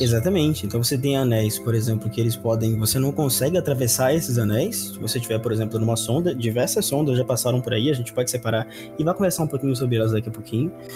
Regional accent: Belém, Pará, Brazil; now in São Paulo, Brazil; Eu nasci em Belém do Pará, que fica muito próximo da, linha do Equador

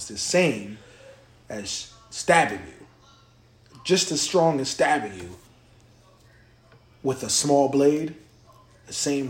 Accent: Virginia, United States; I'm from Virginia.

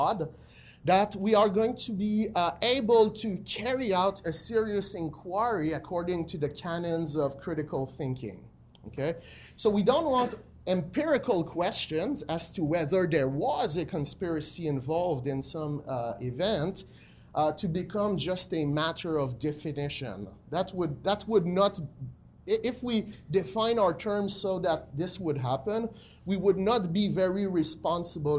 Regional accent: Quebec City, Quebec, Canada; I'm from Quebec City

